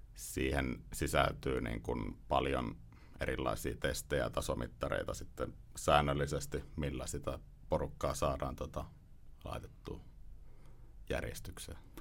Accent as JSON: {"language": "Finnish", "region": "Ostrobothnia", "country": "Finland", "tie": "born or raised there", "said": "mä oon Pohjanmaalta, Pohjanmaalta kotoisin"}